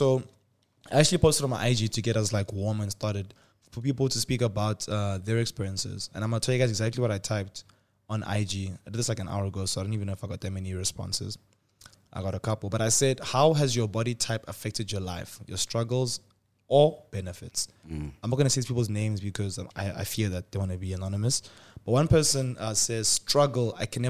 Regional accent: Nigeria; I was from Nigeria

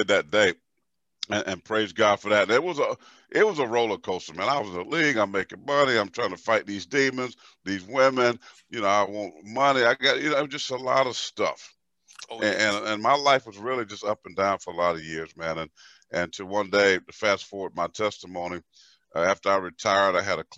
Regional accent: Pageland, South Carolina, United States; growing up in South Carolina, small town, my town is called Pageland

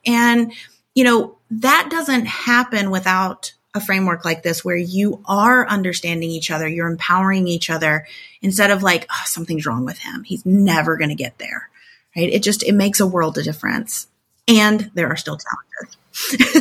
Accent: Tornado Alley, United States; I grew up in Tornado Alley. I live back in Tornado Alley again

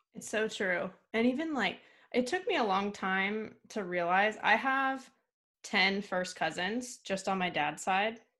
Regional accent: Camarillo, California, United States; I was from Camarillo in Southern California

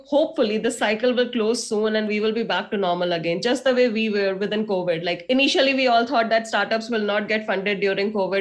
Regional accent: India; You look at yourself as an Indian

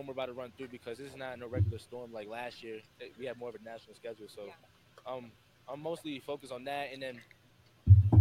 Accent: New Jersey, United States; I'm from Jersey

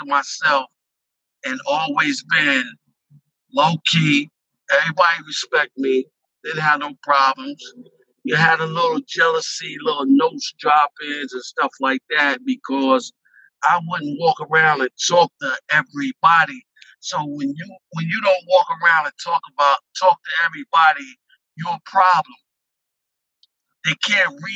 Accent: Westchester, New York, United States; I'm from Westchester

